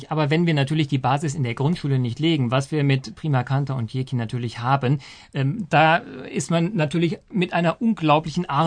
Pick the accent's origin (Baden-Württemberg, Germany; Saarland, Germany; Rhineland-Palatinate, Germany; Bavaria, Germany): Saarland, Germany; born there; Aber natürlich, erstens bin ich gebürtiger Saarländer, aber ähm, begeisterter Hesse.